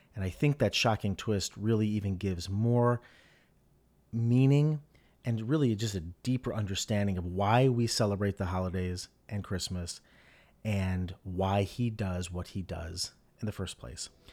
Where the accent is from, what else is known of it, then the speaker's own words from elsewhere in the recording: Medina, Ohio, United States; moved away as an adult; also born or lived in New York; my hometown of Medina, Ohio, where I grew up and then I boomerang back to and I live now with my family.